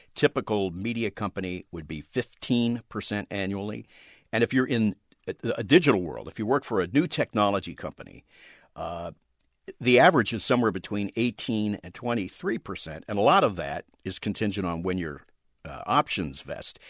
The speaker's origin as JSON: {"language": "English", "area": "outside Philadelphia", "region": "Pennsylvania", "country": "United States", "tie": "born or raised there", "also_born_or_lived": "Los Angeles", "moved": "yes", "said": "I grew up right outside Philadelphia"}